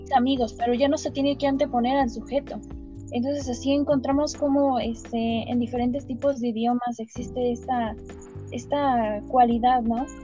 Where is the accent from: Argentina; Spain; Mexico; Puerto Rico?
Mexico; nosotros como mexicanos este, llevamos una jerga